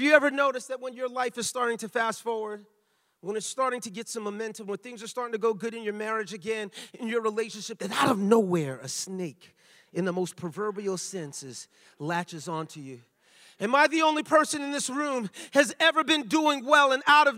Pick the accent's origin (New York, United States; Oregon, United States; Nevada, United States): New York, United States; New York City; now in Lawrence, United States; I was born and raised in the Bronx, but my parents are Jamaican